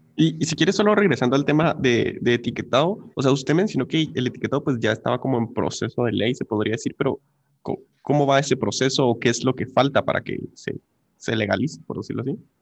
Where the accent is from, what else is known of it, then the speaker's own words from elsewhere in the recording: Guatemala; nosotros, como sociedad guatemalteca